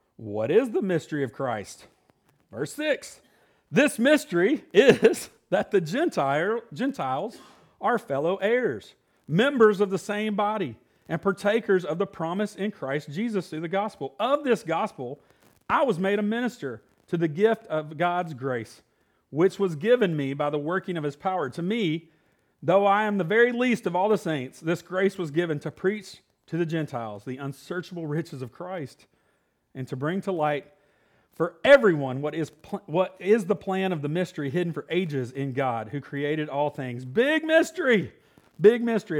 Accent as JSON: {"language": "English", "region": "Illinois", "country": "United States", "tie": "born or raised there", "moved": "yes", "said": "I was born in Illinois, so I'm a Yankee"}